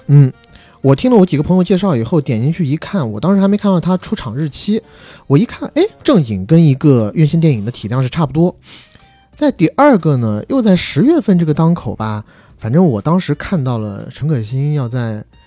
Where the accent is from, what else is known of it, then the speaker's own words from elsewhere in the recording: China; moved away as an adult; 我们在成年之前，基本上都是在国内长大的孩子